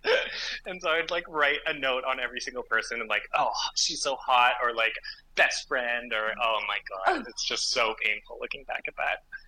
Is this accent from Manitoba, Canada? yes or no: no; Gravenhurst, Ontario, Canada; I grew up in Gravenhurst Muskoka